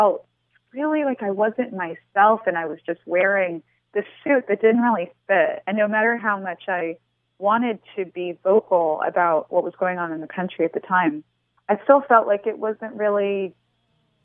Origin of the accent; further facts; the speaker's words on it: New York City, New York, United States; also born or lived in New Orleans; now in Nashville, United States; my childhood in New York City